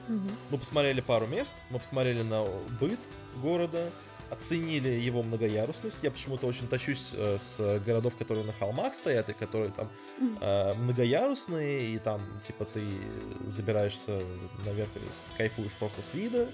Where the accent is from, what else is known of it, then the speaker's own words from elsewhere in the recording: Moscow, Russia; moved away; я бывший москвич